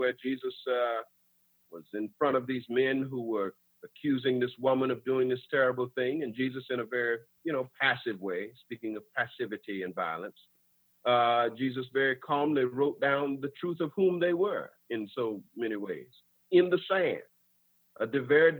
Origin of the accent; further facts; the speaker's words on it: West Palm Beach, Florida, United States; growing up in West Palm Beach, Florida